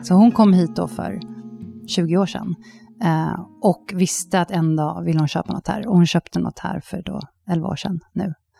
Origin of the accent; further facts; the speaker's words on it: Sweden; moved away as an adult; now in Zürich, Switzerland; när man är som svensk utomlands